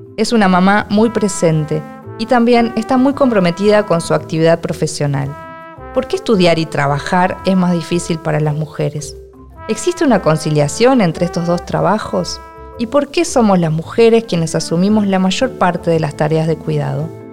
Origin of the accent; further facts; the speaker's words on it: Argentina; soy argentina y escritora.